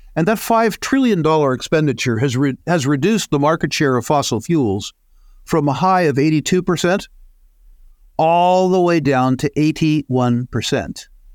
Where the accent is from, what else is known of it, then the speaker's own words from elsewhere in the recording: United States; being an American